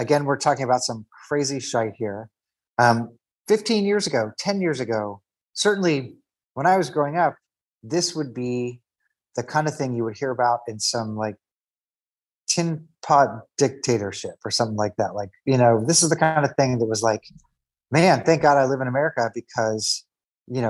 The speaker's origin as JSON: {"language": "English", "town": "Kansas City", "region": "Missouri", "country": "United States", "tie": "born or raised there", "said": "I grew up in Kansas City, Missouri, which is now the reddest of the red areas."}